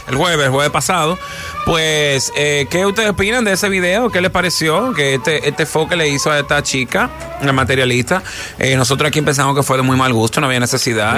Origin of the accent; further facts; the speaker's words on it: Dominican Republic; nosotros como dominicanos